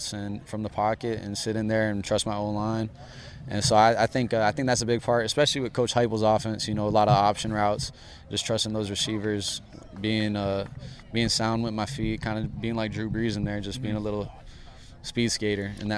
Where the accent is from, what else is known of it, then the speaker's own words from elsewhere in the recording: Hawaii, United States; moved away as an adult; growing up in Hawaii